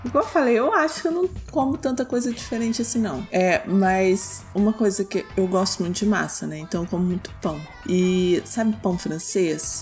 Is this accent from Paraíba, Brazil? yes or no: no; Minas Gerais, Brazil; eu sou de Minas